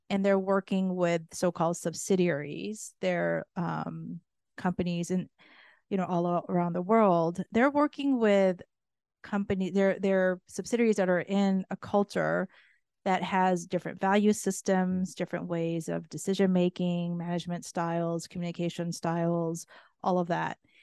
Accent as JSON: {"language": "English", "country": "Japan", "tie": "born or raised there", "also_born_or_lived": "United States / North America / Europe", "moved": "yes", "said": "being born and raised in Japan"}